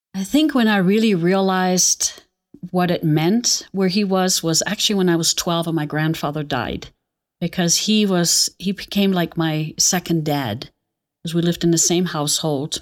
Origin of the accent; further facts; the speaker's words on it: Aachen, North Rhine-Westphalia, Germany; moved away; also born or lived in Nuremberg; I was born in Nuremberg, but I don't remember much of that. And then I think it was a year and a half, my, um, mother and father, we moved back to my hometown, Aachen